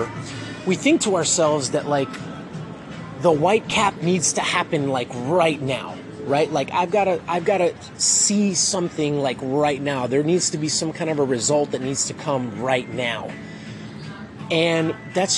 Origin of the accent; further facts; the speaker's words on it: Miami, Florida, United States; now in Texas, United States; I'm originally from Miami